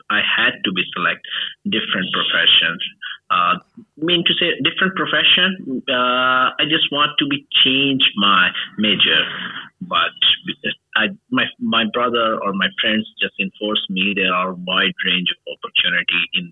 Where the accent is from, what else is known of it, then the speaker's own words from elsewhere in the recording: Pakistan; English is a second language; I am from Pakistan